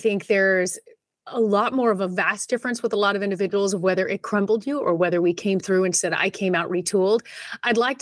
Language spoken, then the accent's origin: English; Southern California, United States; I was born in Southern California, so this has always been home. I was just a little bit further north up in LA County